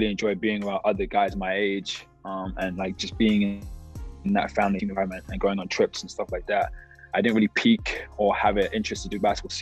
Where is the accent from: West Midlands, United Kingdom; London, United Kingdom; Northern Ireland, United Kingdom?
London, United Kingdom; moved away; also born or lived in Bradenton, Florida / Fresno, California; I'm from London, England, West London to be exact, Feltham.